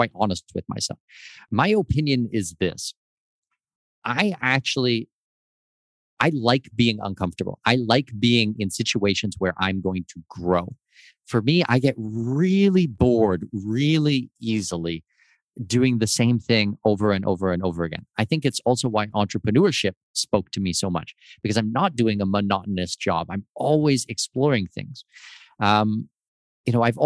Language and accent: English; Southwestern Ontario, Canada; born or raised there; moved away